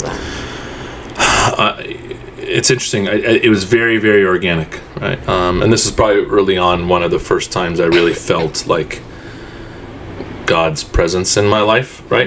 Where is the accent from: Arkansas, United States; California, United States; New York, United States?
California, United States; Southern; also born or lived in Egypt / Houston, Texas; I was born born in Egypt, um, and we immigrated uh, to the United States to Houston, Texas, um, for for about three four years, and then uh, and then moved to Southern California.